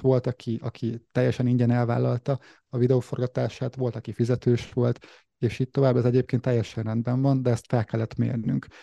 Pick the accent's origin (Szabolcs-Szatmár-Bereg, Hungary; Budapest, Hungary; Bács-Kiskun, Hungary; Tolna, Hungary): Szabolcs-Szatmár-Bereg, Hungary; Nyíregyháza; 1989-ben születtem március végén, Nyíregyházán láttam meg a napvilágot